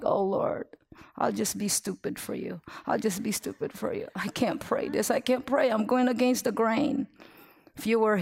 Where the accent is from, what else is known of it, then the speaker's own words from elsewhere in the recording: Philippines; moved away; I'm Filipino